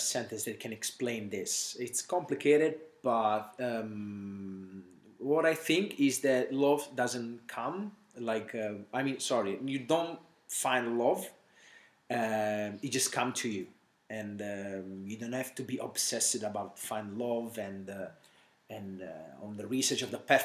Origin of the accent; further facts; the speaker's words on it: South Italy, Italy; moved away as an adult; now in Australia; I come from Italy, South Italy, more precisely.